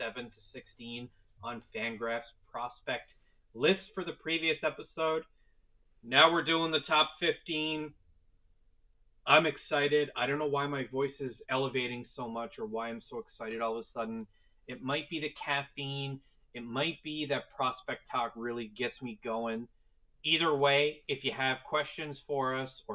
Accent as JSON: {"language": "English", "country": "Canada", "said": "We're Canadian here"}